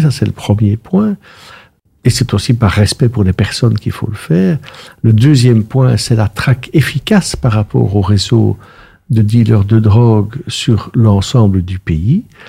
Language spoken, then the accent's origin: French; Brussels, Brussels-Capital Region, Belgium; je suis intensément bruxellois. Je suis né à la rue Haute, derrière la dame qui vend des caricoles